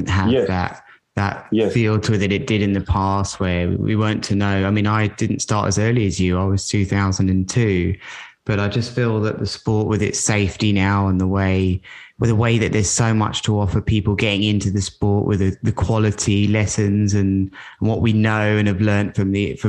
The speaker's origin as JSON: {"language": "English", "town": "Worthing", "region": "South East England", "country": "United Kingdom", "tie": "born or raised there", "said": "my hometown here in Worthing"}